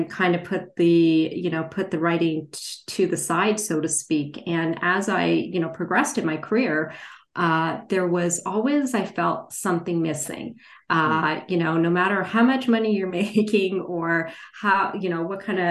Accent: Canada; also born or lived in India; I was born in India, and I migrated, you know, to Canada with my parents when I was two.

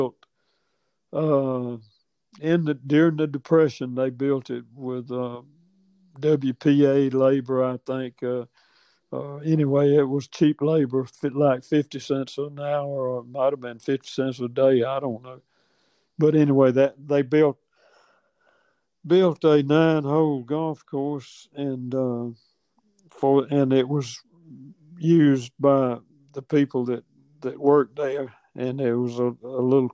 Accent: Attapulgus, Georgia, United States; I was born in Attapulgus

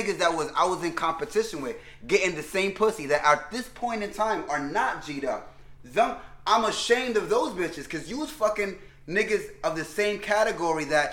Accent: New York City, New York, United States; I come from New York City

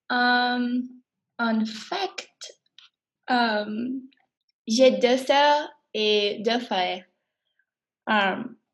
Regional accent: Miami, Florida, United States; French is a second language; moved away; euh, je suis 21 ans et je viens de Miami.

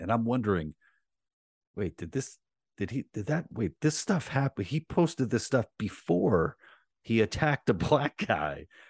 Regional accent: New York City, New York, United States; I grew up in Queens

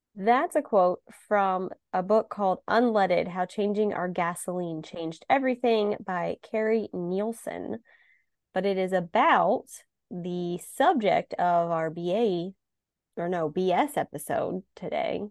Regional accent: Ohio, United States; growing up in Ohio

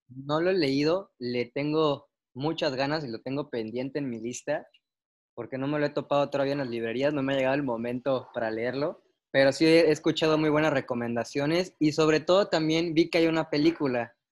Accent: Tapachula, Chiapas, Mexico; now in Mérida, Mexico; Yo soy de Tapachula, pero ando viviendo en Mérida

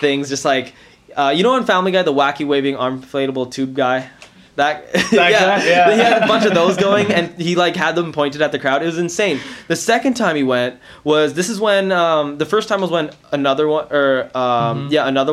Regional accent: India; as an Indian man, though, like, come on, as an Indian boy

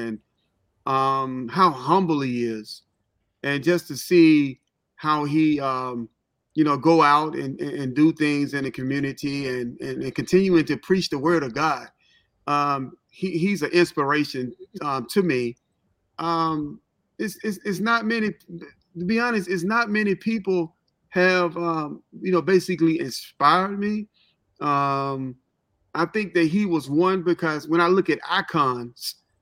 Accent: Memphis, Tennessee, United States; also born or lived in Holly Springs, Mississippi / Cincinnati, Ohio; now in Atlanta, United States; I'm actually from Memphis, Tennessee. Holly Springs, Mississippi is like 30-minute drives from Memphis. That's where I went to school

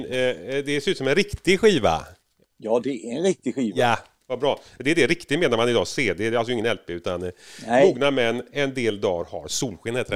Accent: Disröd, Sweden; korvkiosken i Disröd. Exakt. Där jag växte upp.

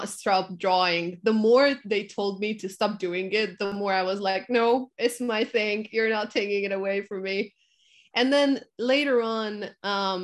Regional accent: Hungary; moved away as an adult; now in Denmark; I'm from Hungary originally, but I live in Denmark right now

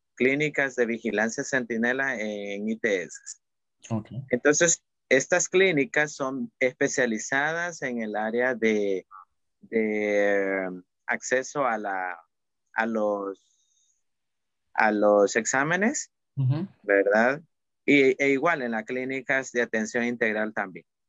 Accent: El Salvador; en El Salvador hablamos de la palabra cuchicheo

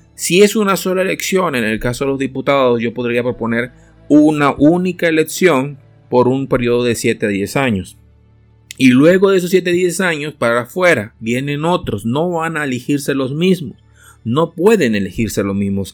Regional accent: Venezuela; also born or lived in El Salvador; yo vengo de Venezuela, o sea, me nací en El Salvador, pero me crié en Venezuela.

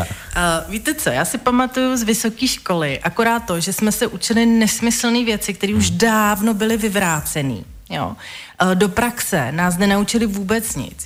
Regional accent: Velešín, South Bohemian Region, Czechia; já jsem z Velešína

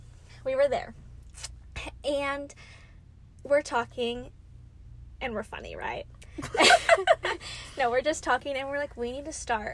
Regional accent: San Marcos, Texas, United States; I'm from San Marcos, Texas, home of the Texas State Bobcats.

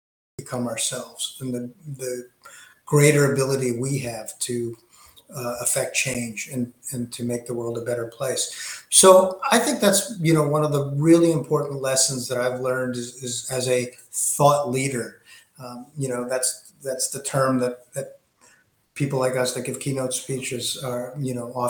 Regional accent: Greenwich, Connecticut, United States; I grew up in Greenwich, Connecticut

